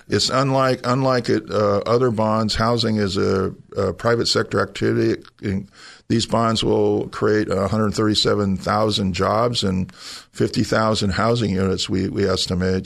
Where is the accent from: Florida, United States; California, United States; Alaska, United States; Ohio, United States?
California, United States; San Jose; I'm a native of San Jose. I grew up in San Jose